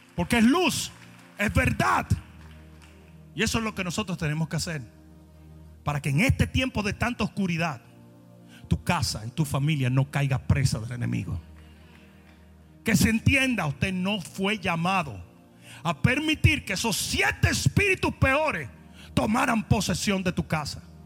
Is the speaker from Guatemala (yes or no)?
no; Santo Domingo, Dominican Republic; moved away; Yo vengo de Santo Domingo